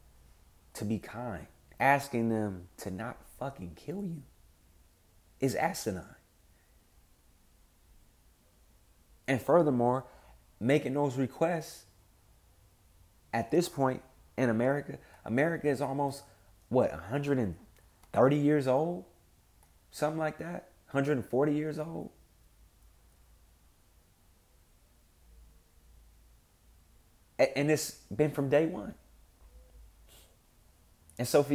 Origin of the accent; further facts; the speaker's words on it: Compton, California, United States; I'm from West Side Compton, also known as West Side Bompton. More specifically, off Wilmington and Rosecrans